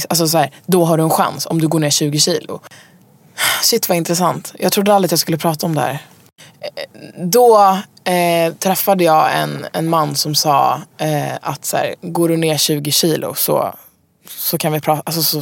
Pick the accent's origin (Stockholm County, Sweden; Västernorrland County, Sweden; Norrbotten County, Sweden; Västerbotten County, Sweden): Stockholm County, Sweden; Stockholm; also born or lived in Umeå; jag är född i Umeå, växte upp i Stockholm, eh, född i en jazzmusikerfamilj.